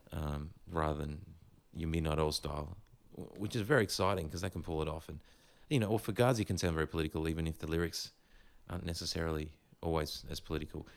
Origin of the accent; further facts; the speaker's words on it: Gold Coast, Queensland, Australia; growing up on the Gold Coast